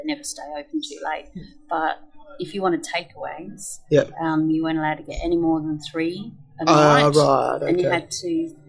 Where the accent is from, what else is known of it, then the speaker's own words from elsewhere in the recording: South Australia, Australia; moved away as an adult; also born or lived in Sunshine Coast, Queensland; now in Queensland, Australia; I grew up in South Australia, and it's hot everywhere really in Australia in the summer.